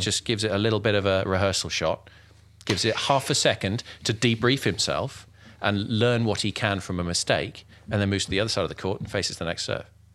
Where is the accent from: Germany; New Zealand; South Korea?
Germany; now in United Kingdom; I was born in Germany.